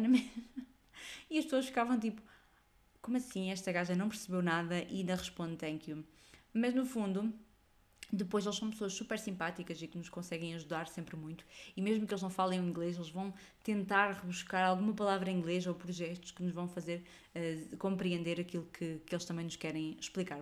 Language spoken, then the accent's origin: Portuguese; Portugal; Eu, eu descaio-me rapidamente a, a dizer que sou portuguesa